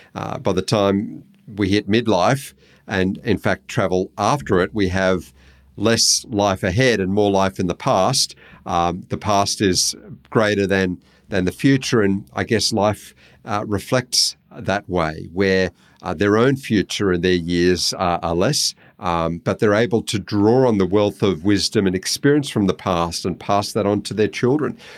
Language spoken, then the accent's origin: English; Australia